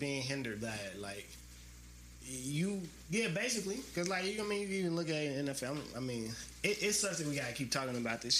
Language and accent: English; the South, United States; I'm from the South. You know what I'm saying? I'm a nigga from the South. Like, we don't really do this type of shit.